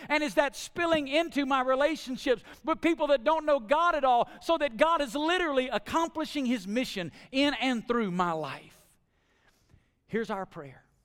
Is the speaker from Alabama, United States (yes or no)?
yes; Alabama, United States; now in Las Vegas, United States; growing up in Alabama, now living in Las Vegas?